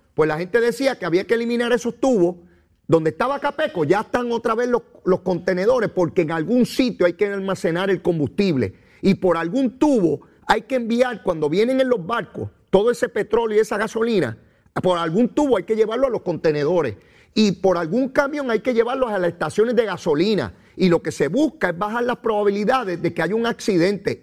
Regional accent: Puerto Rico; nosotros los puertorriqueños

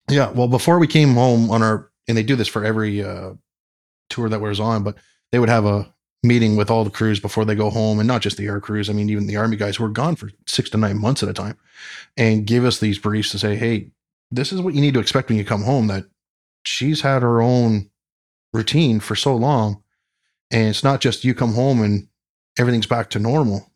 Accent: London, Ontario, Canada; growing up in London, Ontario, they had the London Air Show

